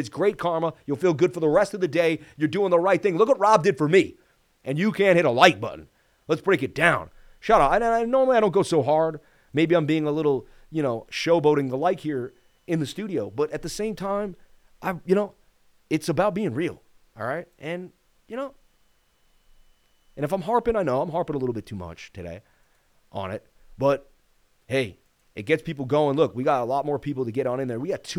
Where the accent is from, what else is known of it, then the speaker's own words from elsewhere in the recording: Las Vegas, Nevada, United States; I was born and raised in Vegas.